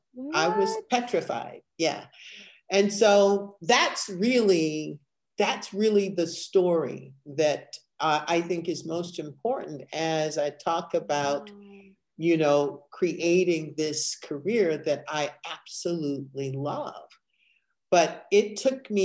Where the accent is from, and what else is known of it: Evanston, Illinois, United States; born or raised there